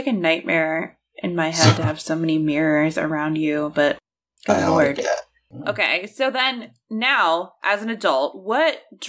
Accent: Maryland, United States; born or raised there

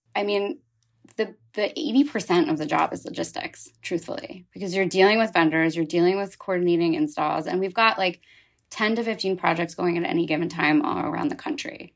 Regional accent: Philadelphia, Pennsylvania, United States; moved away as an adult; now in New York, United States; I grew up outside of Philadelphia on the main line

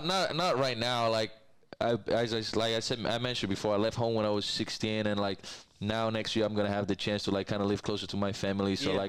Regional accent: Santa Fe, Argentina; now in Omaha, United States; my hometown in Argentina, it's 40 minutes away from his city.

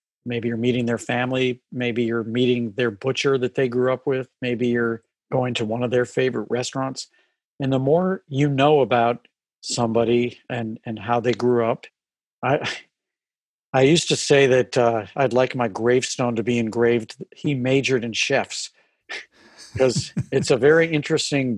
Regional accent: St. Louis, Missouri, United States; growing up in St. Louis

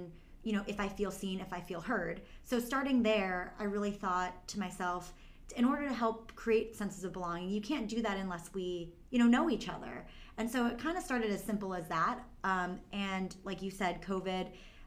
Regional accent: Brookline, Massachusetts, United States; also born or lived in China; I was adopted from China when I was 9 months old, and adopted by a loving family, a loving couple, my mom and dad, and grew up in Brookline, Massachusetts

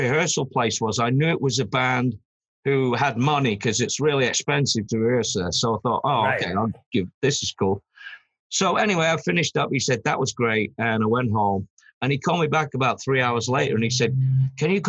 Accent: Manchester, North West England, United Kingdom; moved away; also born or lived in London; I come from Manchester, but I'd moved down to London

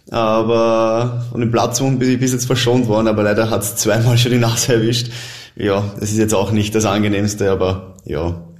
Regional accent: Vienna, Austria; Ich komme aus Wien, ich, ich liebe die Stadt, ich, ich habe da meine Freunde, Familie

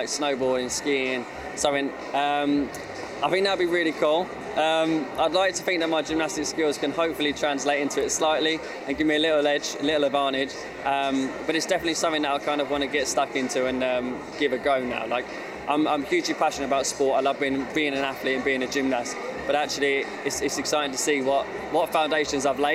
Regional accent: Hemel Hempstead, East of England, United Kingdom; I was born in my hometown of Hemel Hempstead, where my parents still live now.

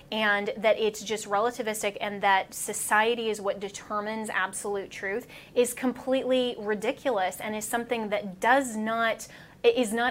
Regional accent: Colorado, United States; beautiful I, uh, place. I, that's my home state.

